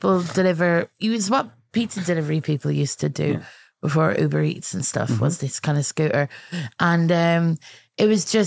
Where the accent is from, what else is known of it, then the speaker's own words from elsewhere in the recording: Ireland; now in United Kingdom; I'm from Ireland, and I came here